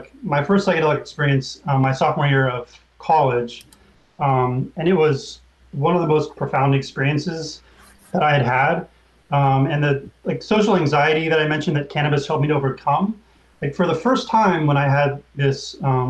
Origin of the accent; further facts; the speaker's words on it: Oakland, California, United States; I grew up in Oakland, where cannabis was very accessible.